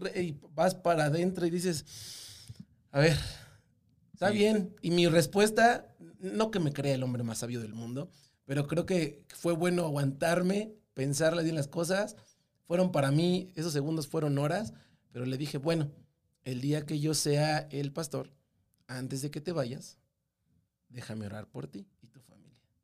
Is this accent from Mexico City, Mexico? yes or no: yes; Mexico City, Mexico; yo soy totalmente del meridito Distrito Federal, así, Ciudad de México